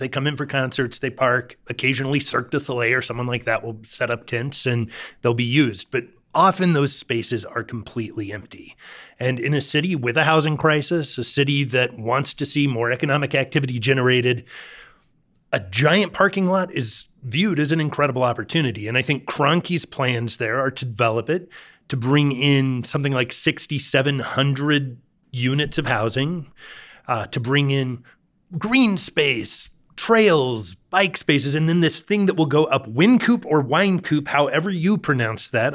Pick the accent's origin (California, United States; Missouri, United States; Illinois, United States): Missouri, United States; Kansas City; now in Denver, United States; I grew up in Kansas City